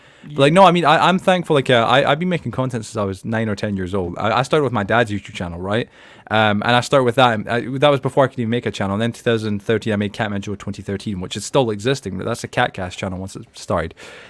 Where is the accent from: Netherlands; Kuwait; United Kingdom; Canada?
United Kingdom; Edinburgh, Scotland; because I grew up in Edinburgh in Scotland, the capital, but depending with Glasgow. But at the end of the day, where I grew up, that's how everybody sounded